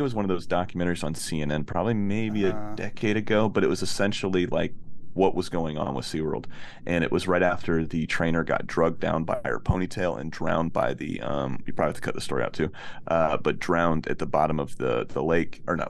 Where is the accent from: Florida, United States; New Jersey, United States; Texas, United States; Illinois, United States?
Florida, United States; we're from Florida, right? So we go to the beach all the time.